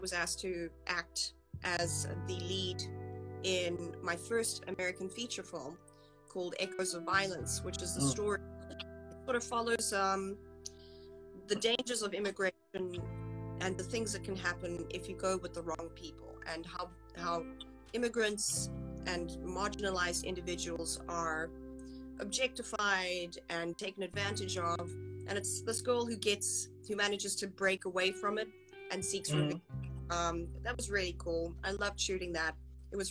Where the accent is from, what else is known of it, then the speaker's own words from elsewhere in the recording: South Africa; moved away as an adult; now in United States; I was born in South Africa. I grew up there, spent 27 years there before I moved here